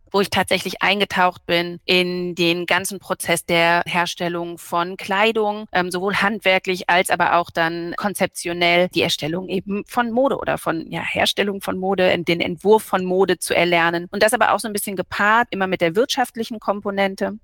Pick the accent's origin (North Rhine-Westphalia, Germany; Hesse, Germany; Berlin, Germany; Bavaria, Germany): Berlin, Germany; moved away; ich wohne nicht nur in Berlin, ich bin auch gebürtige Berlinerin